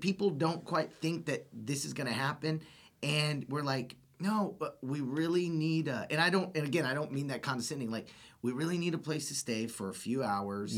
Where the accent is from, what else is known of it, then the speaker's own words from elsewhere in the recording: Austin, Texas, United States; I grew up here in Austin. I was born and raised in Austin